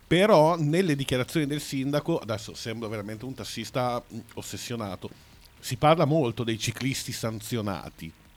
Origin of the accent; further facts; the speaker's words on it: Bologna, Emilia-Romagna, Italy; Sono della Pescarola, che è ancora dopo.